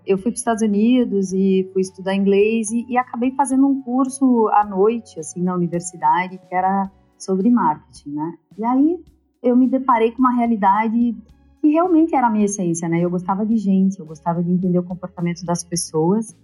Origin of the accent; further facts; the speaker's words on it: Curitiba, Paraná, Brazil; moved away as an adult; also born or lived in United States; now in São Paulo, Brazil; Eu sou curitibana, eu estou em São Paulo há 20 anos